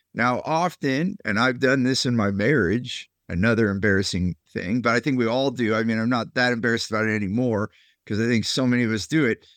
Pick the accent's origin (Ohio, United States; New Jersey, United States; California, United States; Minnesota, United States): California, United States; Silicon Valley; I grew up there in California